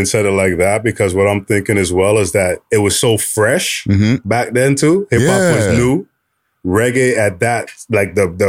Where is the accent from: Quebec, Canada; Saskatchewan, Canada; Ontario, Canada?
Ontario, Canada; Toronto; when I grew up in Flemington Park in the 80s, 90s